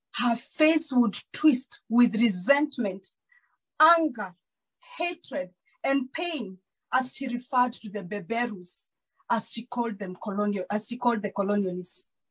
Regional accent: Kakamega, Kakamega County, Kenya; also born or lived in Kijabe, Kiambu, Kenya; I was born in Kiambu, in Kijabe. And when I was six years old, we moved to Kakamega

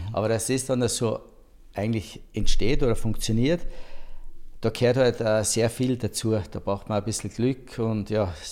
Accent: Saalbach-Hinterglemm, Salzburg, Austria; also born or lived in Saalfelden; Und ja, äh, weil bei uns hat es kein Spital gegeben damals und aufgewachsen in Saalbach-Hinterglem.

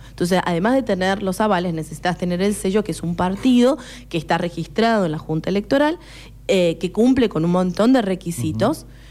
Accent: San Juan, Argentina; moved away as an adult; also born or lived in Córdoba, Argentina / Mar del Plata, Argentina; now in Necochea, Argentina; nací en la ciudad de Córdoba, pero bueno, en realidad de padres sanjuaninos, así que me criaron en San Juan

